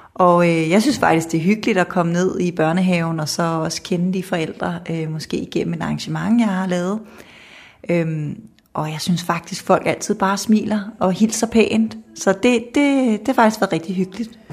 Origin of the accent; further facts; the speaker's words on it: Kokkedal, Capital Region of Denmark, Denmark; moved away as an adult; now in Jutland, Denmark; så er jeg vokset op i Kokkedal